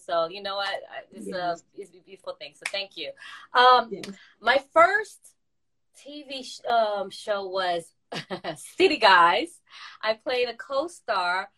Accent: Boston, Massachusetts, United States; also born or lived in Haiti; I was born in Boston. Went out there when I was 2 years old to like 6 or 7.

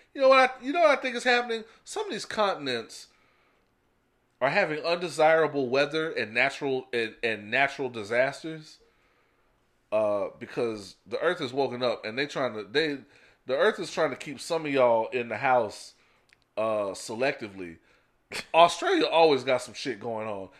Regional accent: United States; we are American

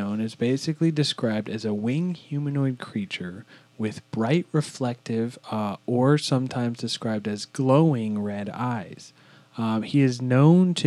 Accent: Virginia, United States; We're all from Virginia, you know, right there by West Virginia

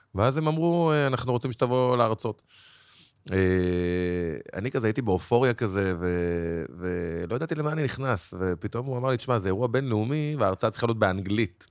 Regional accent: Bnei Brak, Tel Aviv District, Israel; גדלתי במקלט, בשכונת פרדס-כץ

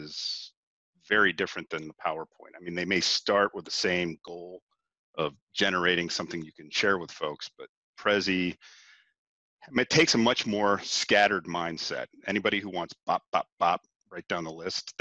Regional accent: Cincinnati, Ohio, United States; born or raised there

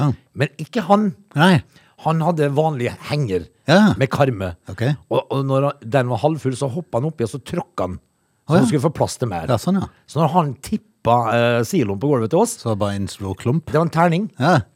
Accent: Øvrebø, Agder, Norway; jeg vokste opp i Øvrebø.

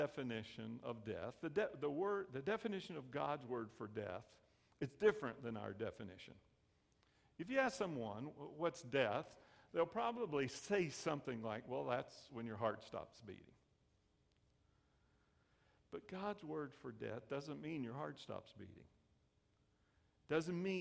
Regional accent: the South, United States; I grew up in the South

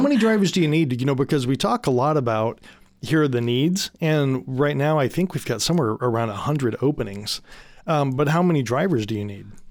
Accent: Michigan, United States; so I grew up in Michigan, right?

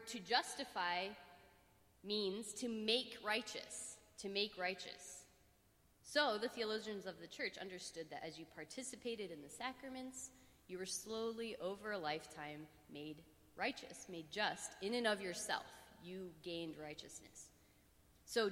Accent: Pittsburgh, Pennsylvania, United States; I'm from Pittsburgh

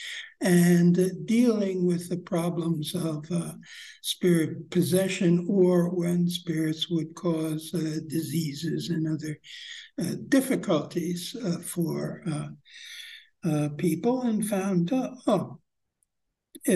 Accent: United States; growing up in American society

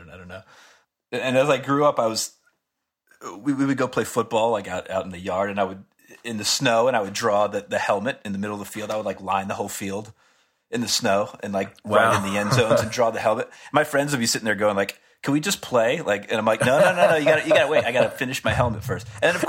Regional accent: Pearl River, New York, United States; born there; I was born in right outside of New York City in a town called Pearl River.

